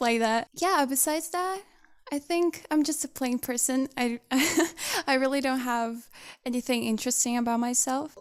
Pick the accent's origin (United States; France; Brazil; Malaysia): Brazil; one of the members from Brazil